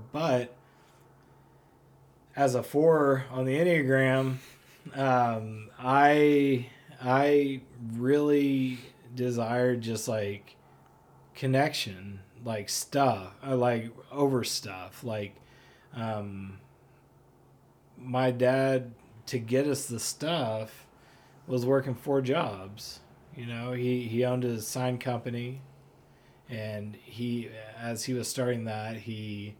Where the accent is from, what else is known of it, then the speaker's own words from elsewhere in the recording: Oklahoma City, Oklahoma, United States; born there; moved away; So I was born in Oklahoma City, and my dad worked on in an oil field over there, driving trucks actually, and so the oil ran out, and we ended up moving here.